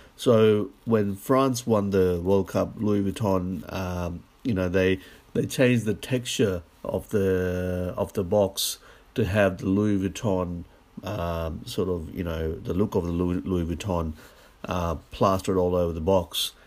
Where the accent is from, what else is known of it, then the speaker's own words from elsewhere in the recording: Australia; as an Australian